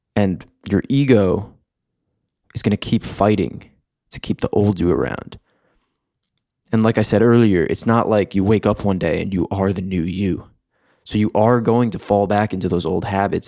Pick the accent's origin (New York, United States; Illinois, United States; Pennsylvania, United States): New York, United States; moved away as an adult; also born or lived in Michigan; now in Los Angeles, United States; I grew up in New York on the East Coast.